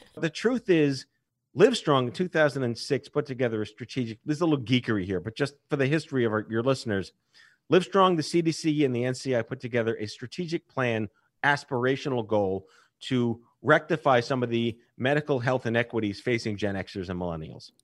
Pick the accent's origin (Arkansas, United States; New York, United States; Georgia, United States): New York, United States; I was born and raised in New York.